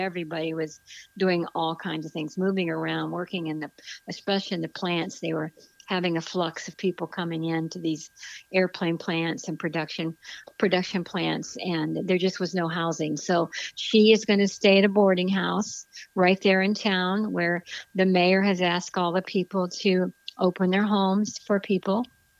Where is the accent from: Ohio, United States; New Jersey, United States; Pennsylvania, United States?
Ohio, United States; Barberton; moved away; my hometown in Barberton in Akron, Ohio.